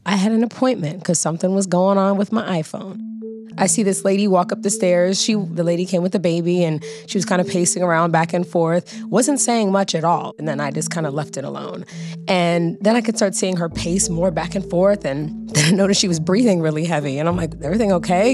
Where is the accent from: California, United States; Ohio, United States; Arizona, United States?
California, United States; Los Angeles; I'm an actress, singer, dancer, born and raised in Los Angeles, California